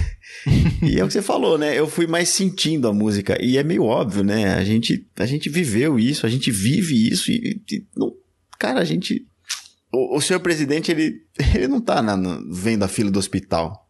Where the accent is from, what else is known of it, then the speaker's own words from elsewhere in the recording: São Paulo, Brazil; No Lausanne Paulista ali, é. Eu, eu era um pouco mais profundo ali